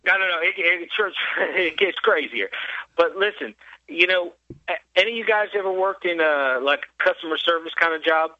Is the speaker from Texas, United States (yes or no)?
yes; Texas, United States; also born or lived in Virginia; I live in Texas now. I'm from Texas, but I used to work up in uh, Virginia, and um, I live live up in Virginia